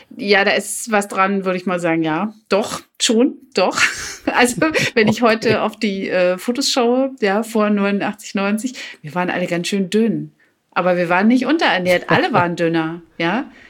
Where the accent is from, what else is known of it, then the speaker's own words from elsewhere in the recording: East Germany, Germany; Ich komme ja aus dem Osten